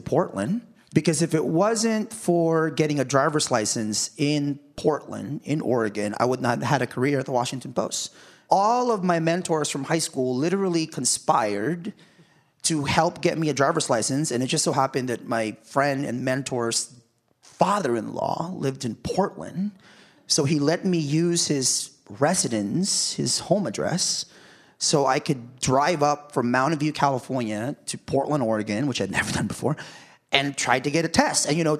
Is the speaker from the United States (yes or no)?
no; Philippines